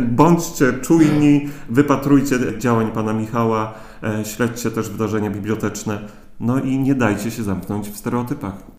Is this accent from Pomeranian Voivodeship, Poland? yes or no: yes; Gdańsk, Pomeranian Voivodeship, Poland; now in Radom, Poland; czuję się również gdańszczaninem Jakulinami, jestem Kaszubą